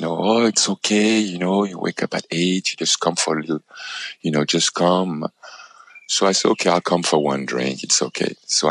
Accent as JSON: {"language": "English", "town": "Paris", "region": "Île-de-France", "country": "France", "tie": "born or raised there", "said": "my ultimate dream, you know, as a child growing up in Paris, in France, I actually stayed 1 year as a tennis student in Roland Garros"}